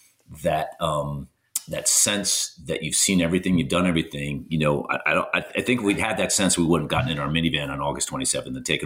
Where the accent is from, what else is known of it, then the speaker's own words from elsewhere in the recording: New Jersey, United States; now in Austin, United States; I'm from New Jersey and I'm here, I'm down in Austin